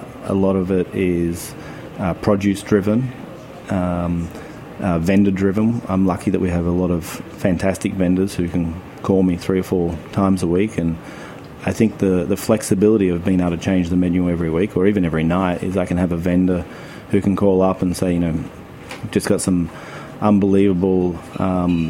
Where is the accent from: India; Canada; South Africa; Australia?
Australia; Kiewa Valley, Victoria; I grew up skiing in the Kiwa Valley